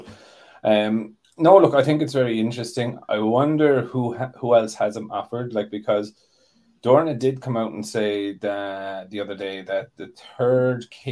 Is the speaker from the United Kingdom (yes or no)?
no; Ireland; I'm Irish